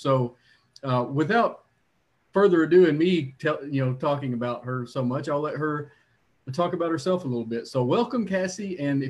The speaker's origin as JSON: {"language": "English", "area": "Leslie County", "region": "Kentucky", "country": "United States", "tie": "born or raised there", "said": "my hometown in Leslie County."}